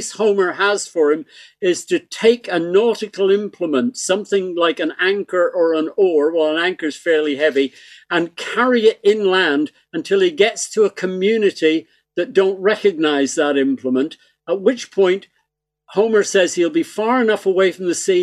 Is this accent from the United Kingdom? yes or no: yes; Belfast, Northern Ireland, United Kingdom; now in Ireland; I was born in Belfast, you see, so I really am Irish.